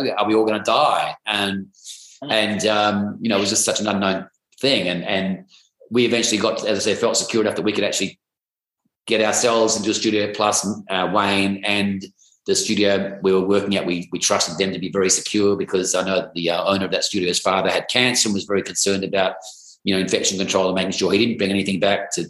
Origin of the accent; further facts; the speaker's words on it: Perth, Western Australia, Australia; now in Sydney, Australia; I come from Perth, Western Australia, which is about, you know, 2,500 miles away from where I live here in Sydney.